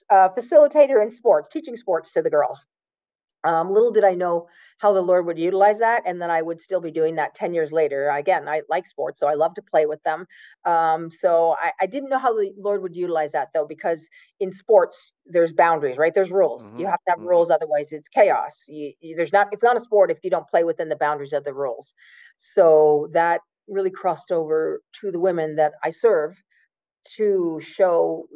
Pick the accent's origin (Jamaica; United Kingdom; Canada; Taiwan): Canada; Woodslee, Ontario; I grew up in the county. I grew up in Woodsley, the big town of Woodsley in the county